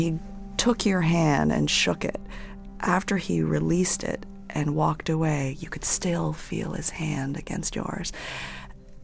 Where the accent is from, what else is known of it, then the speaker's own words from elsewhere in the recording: New England, near Connecticut, United States; moved away as an adult; also born or lived in California; a retired cop from Connecticut, not too far from where I grew up.